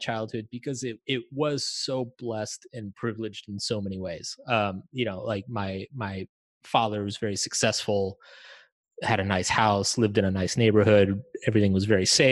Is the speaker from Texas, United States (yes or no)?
yes; suburbs outside Austin, Texas, United States; I grew up in Bubba country, you know, like in the suburbs way outside of Austin